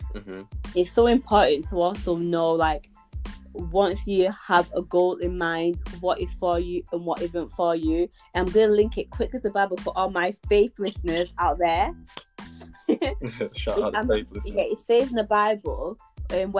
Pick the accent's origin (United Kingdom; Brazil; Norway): United Kingdom; Bolton, North West England; accent: Bolton; my Bolton accent